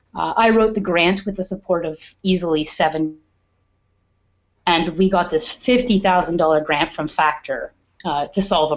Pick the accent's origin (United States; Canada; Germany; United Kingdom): Canada; Perth, Ontario; also born or lived in Edmonton; Perth, Ontario.